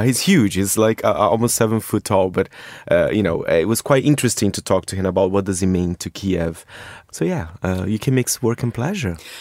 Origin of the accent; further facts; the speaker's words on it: Brazil; moved away; I am from Brazil